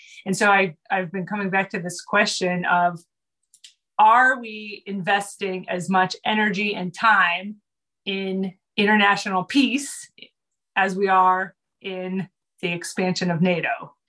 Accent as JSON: {"language": "English", "country": "United States", "said": "But as an American, my slice of the pie is America."}